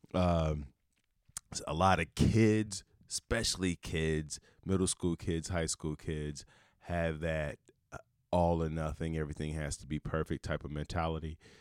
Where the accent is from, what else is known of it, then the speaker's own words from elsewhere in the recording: Chicago, Illinois, United States; I'm from Chicago, big Bears fan